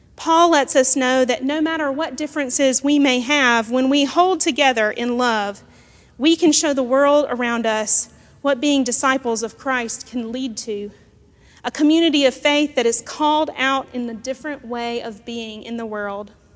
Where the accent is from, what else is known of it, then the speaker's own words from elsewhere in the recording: South Georgia, United States; growing up in South Georgia